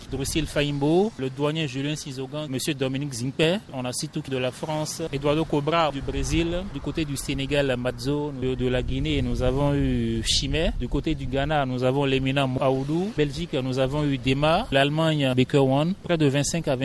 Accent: Burkina Faso; Je suis burkinabé.

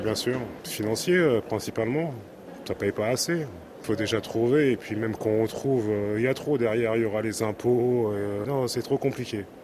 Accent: France; je suis français.

